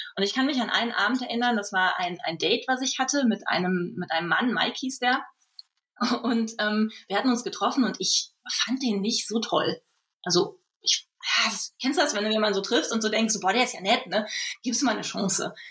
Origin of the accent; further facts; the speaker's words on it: Germany; moved away as an adult; also born or lived in Düsseldorf; zum Studium nach Düsseldorf gegangen, was gar nicht so weit weg ist von meinem Heimatdorf